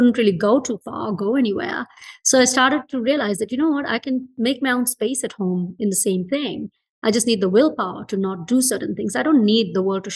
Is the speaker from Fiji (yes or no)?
yes; Fiji; moved away; I was born in Fiji and I grew up in Fiji